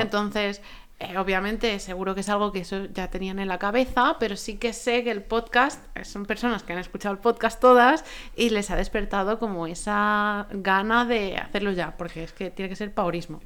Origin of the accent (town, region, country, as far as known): Spain